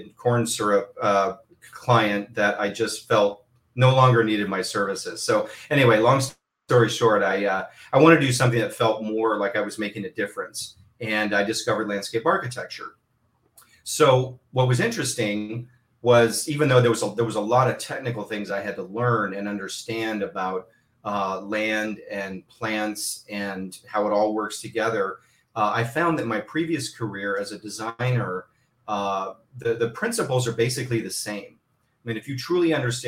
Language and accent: English; Southern California, United States; I grew up here in Southern California